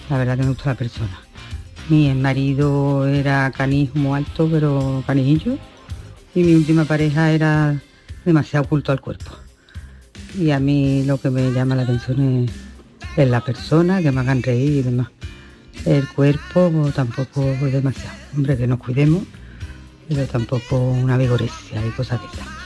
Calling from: Seville, Andalusia, Spain; Buenos días … de Sevilla.

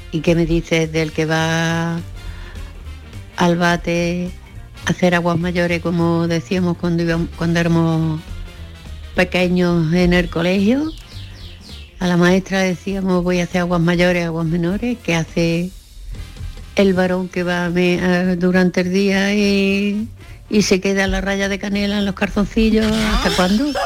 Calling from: Córdoba, Andalusia, Spain; Eh, Buenos días. … de Córdoba.

